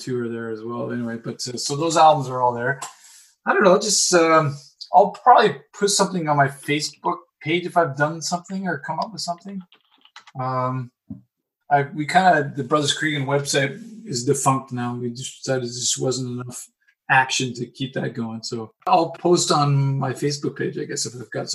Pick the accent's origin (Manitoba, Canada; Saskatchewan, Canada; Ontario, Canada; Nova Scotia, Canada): Ontario, Canada; this little kid who grew up in the suburbs